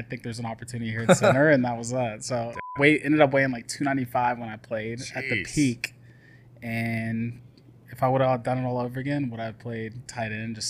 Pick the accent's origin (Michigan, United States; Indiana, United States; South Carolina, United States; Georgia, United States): Georgia, United States; Atlanta; moved away as an adult; also born or lived in Baton Rouge, Louisiana / Raleigh, North Carolina / Los Angeles, California; now in Nashville, United States; So I'm not originally from Nashville. I'm from Atlanta.